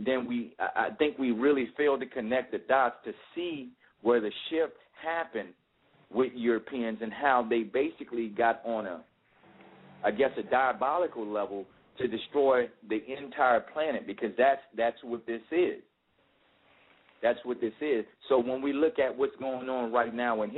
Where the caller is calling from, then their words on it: Atlanta, Georgia, United States; I'm calling from Atlanta.